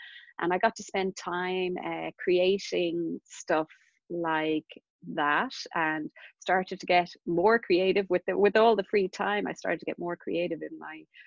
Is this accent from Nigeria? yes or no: no; Castleknock, Leinster, Ireland; I grew up in Castleknock